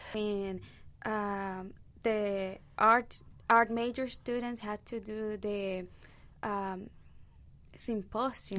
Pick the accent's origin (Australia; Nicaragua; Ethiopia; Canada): Nicaragua; English is a second language; moved away as an adult; now in United States; I'm from Nicaragua